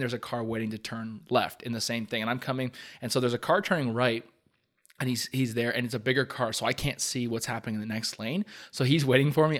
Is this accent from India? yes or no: no; Hamilton, Ontario, Canada; we grew up in Hamilton, like, close to Upper James